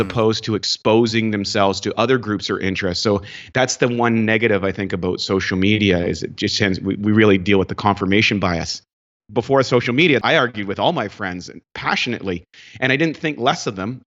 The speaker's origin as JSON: {"language": "English", "region": "Northern Canada", "country": "Canada", "tie": "born or raised there", "also_born_or_lived": "New Brunswick", "said": "I grew up in Canada, in northern Canada"}